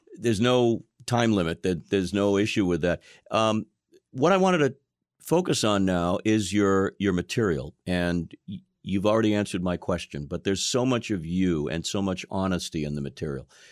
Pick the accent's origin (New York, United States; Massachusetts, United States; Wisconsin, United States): Massachusetts, United States; Boston; I'm from Boston, okay? I grew up here